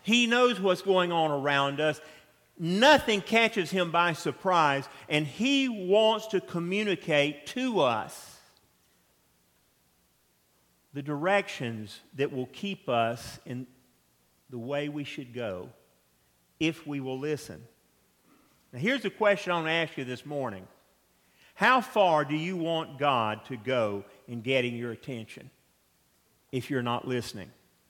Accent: Atlanta, Georgia, United States; I grew up in South Atlanta, and our nearest neighbors were the original Chick-fil-A, the Dwarf House, and the Delta Hangar

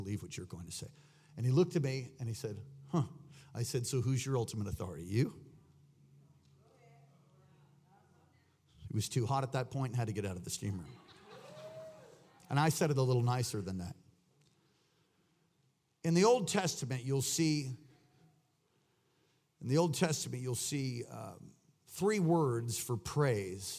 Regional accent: New York, United States; accent: New York; I've had people make fun of my New York accent.

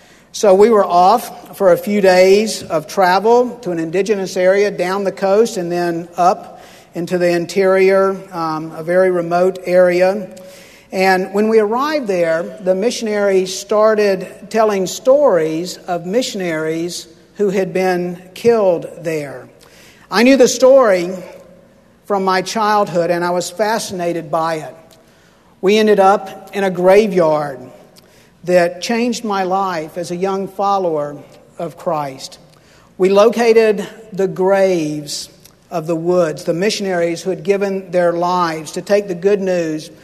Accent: Pensacola, Florida, United States; sitting in my church growing up in Pensacola

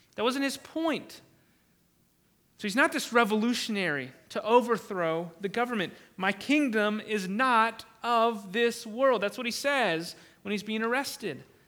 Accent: United States; I am thankful as an American.

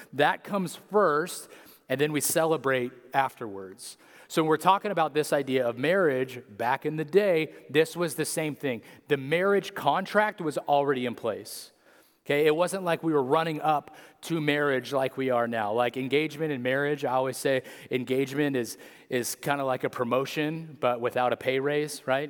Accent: Atwater, California, United States; also born or lived in Apple Valley / Fresno; we grew up here. Okay? I'm from Merced, or Atwater originally

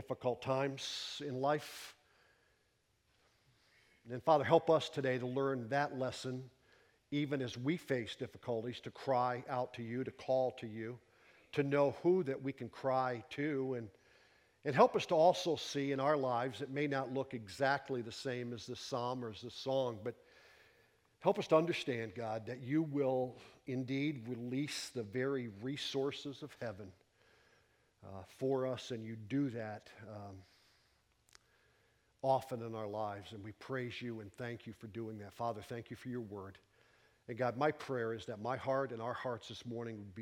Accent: Pennsylvania, United States; I am a Pennsylvania resident. I was born in Pennsylvania. I was raised in Pennsylvania

